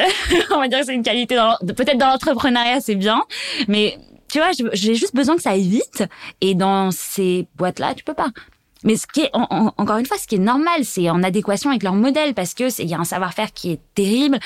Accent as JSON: {"language": "French", "area": "Savoie", "region": "Auvergne-Rhône-Alpes", "country": "France", "also_born_or_lived": "Paris", "moved": "yes", "said": "Je viens de la Savoie"}